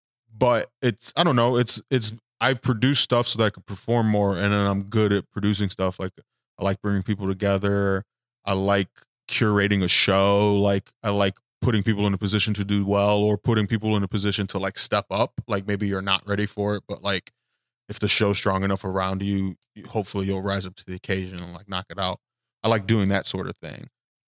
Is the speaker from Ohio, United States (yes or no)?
yes; Cleveland, Ohio, United States; usually when I say I'm from Cleveland